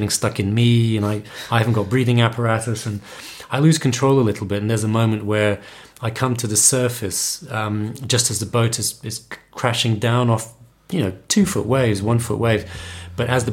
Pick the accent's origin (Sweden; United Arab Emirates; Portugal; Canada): Portugal; also born or lived in London; Growing up in Portugal, you're always very close to the sea, and it's part of our culture to go to the beach in the summer.